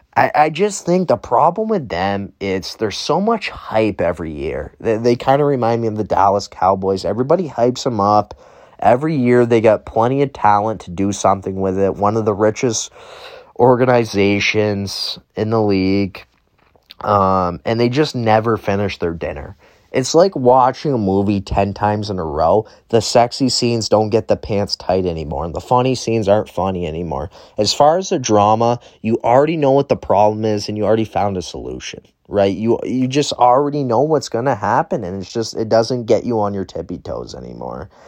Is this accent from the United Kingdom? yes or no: no; Canada; me being a Canadian student